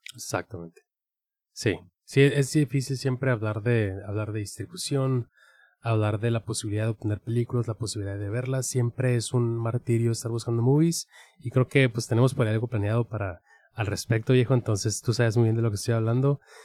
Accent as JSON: {"language": "Spanish", "country": "Mexico", "said": "nuestra identidad como mexicanos"}